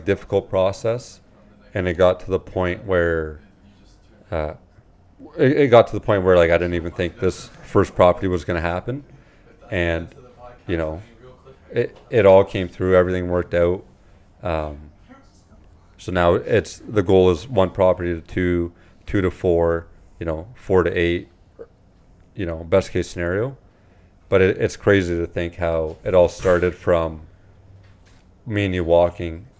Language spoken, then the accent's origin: English; London, Ontario, Canada; I got born and raised in London.